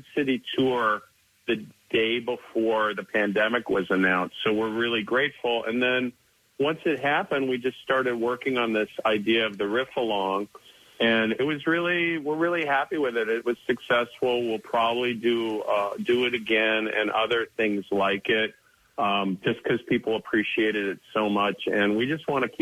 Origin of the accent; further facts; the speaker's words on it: Midwest, United States; moved away as an adult; now in Philadelphia, United States; I'm from the Midwest, but we've been here 10 years